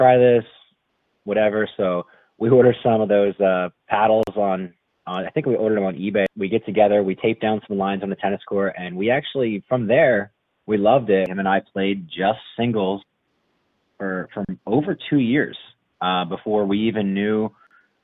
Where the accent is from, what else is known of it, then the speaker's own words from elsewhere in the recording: Bridgeton, New Jersey, United States; I grew up in actually, it's the city I grew up in is Bridgeton, New Jersey, but I grew up in a township called Stowe Creek